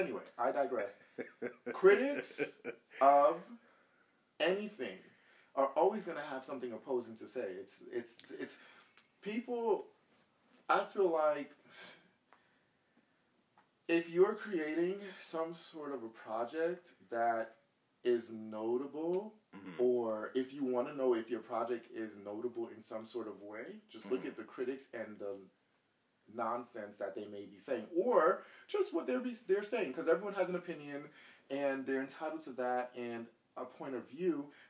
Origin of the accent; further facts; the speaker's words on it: Jamaica; and I'm going to be careful with this, because I am Jamaican.